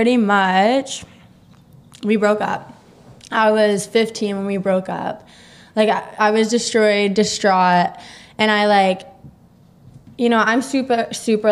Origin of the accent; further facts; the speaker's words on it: Murray, Kentucky, United States; moved away; a Murray, Kentucky mentality thing. Like, I'm from a small-ass town, Christian, conservative.